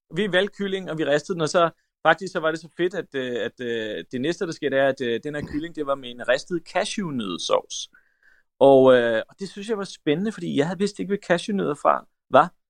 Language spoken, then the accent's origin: Danish; Denmark; also born or lived in North Macedonia / France; kan jeg huske, at jeg sagde, nu skal vi hjem. Altså, at Danmark, det var ligesom et sted, vi var, øh, og jeg havde venner og sådan noget